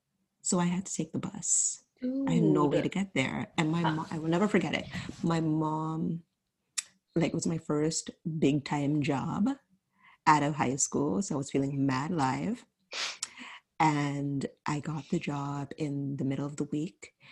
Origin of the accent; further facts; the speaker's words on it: Markham, Ontario, Canada; I'm from Markham.